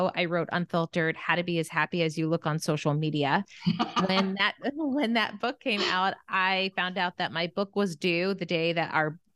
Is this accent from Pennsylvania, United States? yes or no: yes; Bethlehem, Pennsylvania, United States; moved away as an adult; now in Los Angeles, United States; I grew up in Bethlehem, Pennsylvania